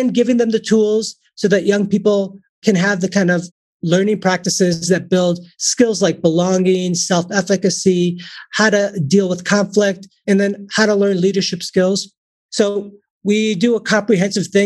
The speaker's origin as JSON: {"language": "English", "town": "Chicago", "region": "Illinois", "country": "United States", "tie": "born or raised there", "said": "I was born and raised in Chicago"}